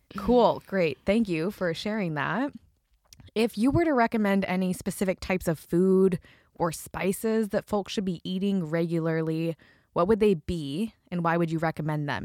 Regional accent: Idaho, United States; I'm from Idaho

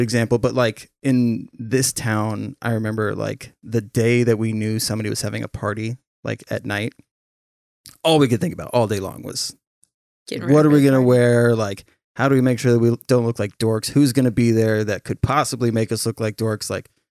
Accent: St. Helens, Oregon, United States; And that little girl was from my hometown in St. Helens.

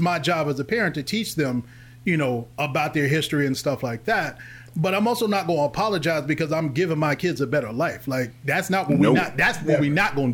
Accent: Forest Park, Ohio, United States; also born or lived in Louisville, Kentucky; we're all from Forest Park. It's a technically a suburb. Town, town or in Cincinnati, right.

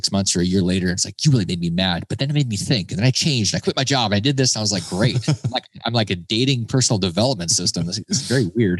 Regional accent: Alaska, United States; I grew up in Alaska and I've been to Africa.

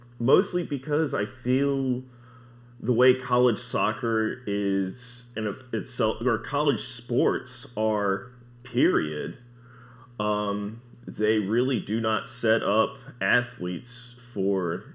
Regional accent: Winston-Salem, North Carolina, United States; I'm from Winston-Salem, North Carolina

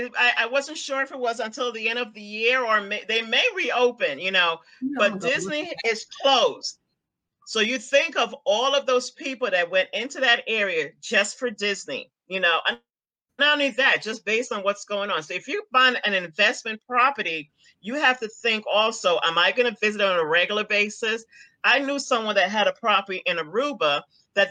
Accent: Guyana; For example, I'm from Guyana. Okay. What's going on in Guyana now?

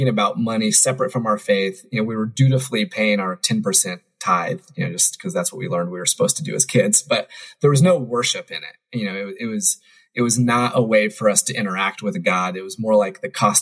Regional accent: Indiana, United States; I grew up in Indiana

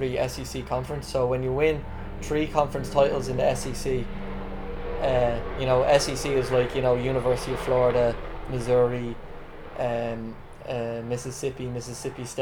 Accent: Dublin, Leinster, Ireland; also born or lived in United States; being Irish

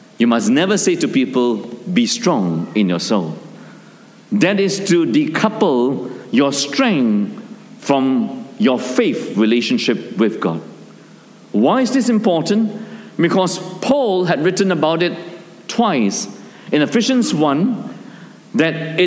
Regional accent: Malaysia; our small town where I grew up in Malaysia

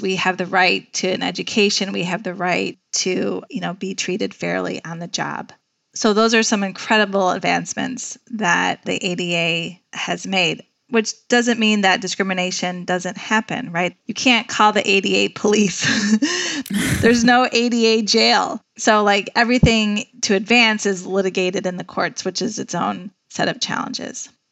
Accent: Chicago, Illinois, United States; also born or lived in Washington, D.C.; I'm from Chicago. I knew Chicago would eventually be home

